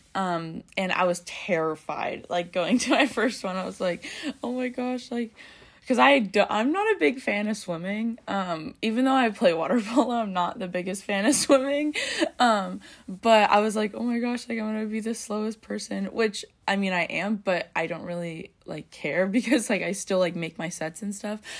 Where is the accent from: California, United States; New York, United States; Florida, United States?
California, United States; Bay Area; now in Orange, United States; I'm from the Bay Area, but I'm usually living in Orange